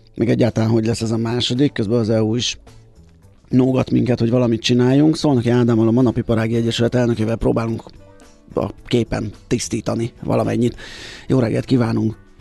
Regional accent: Budapest, Hungary; ahol én felcseperedtem, a Király utca 28

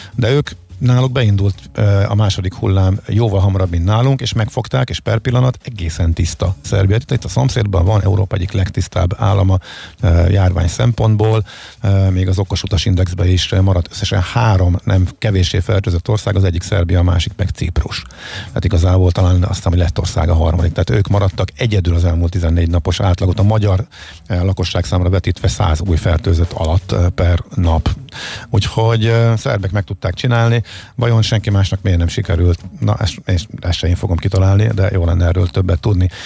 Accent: Hungary

